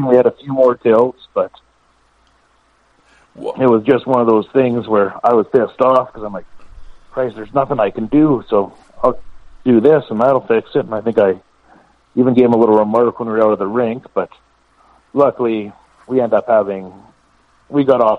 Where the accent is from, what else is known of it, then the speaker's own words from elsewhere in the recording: Quebec, Canada; because I came from Quebec where we were taking our own off.